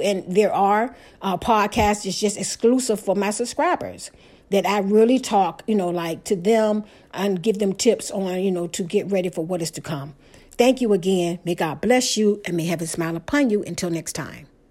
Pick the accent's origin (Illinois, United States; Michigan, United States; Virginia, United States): Virginia, United States; Portsmouth; the house I grew up in Portsmouth, Virginia